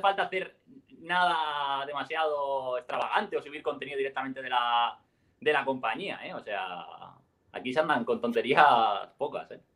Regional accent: Elche, Valencian Community, Spain; Nosotros somos de Elche, un, una ciudad eh, cerca de, Alicante.

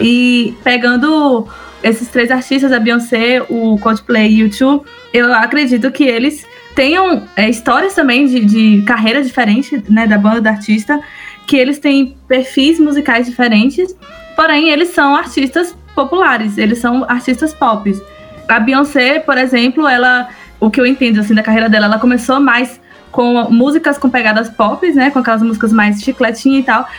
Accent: Bahia, Brazil; also born or lived in Anápolis; nós somos de, da Bahia melhor estado, e de Anápolis

